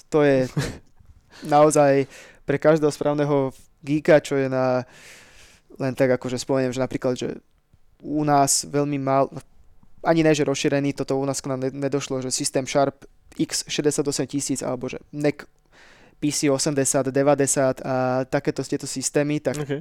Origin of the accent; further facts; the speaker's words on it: Slovakia; sme Slováci